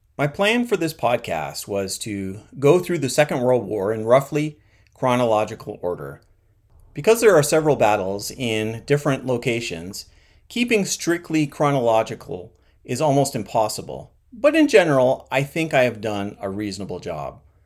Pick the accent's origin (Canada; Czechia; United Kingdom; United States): Canada; As a Canadian